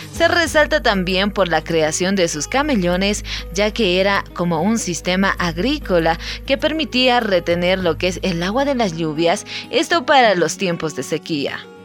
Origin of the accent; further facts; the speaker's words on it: Bolivia; para nosotros los bolivianos